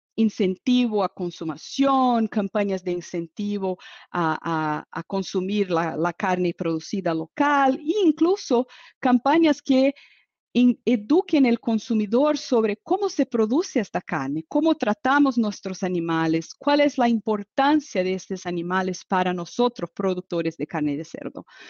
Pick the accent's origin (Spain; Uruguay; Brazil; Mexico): Brazil; Spanish is a second language; soy brasileña